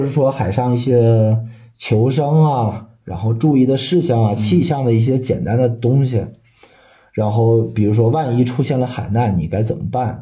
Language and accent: Chinese; Shanxi, China; 我算是一个山西人，山西人，然后从小没见过海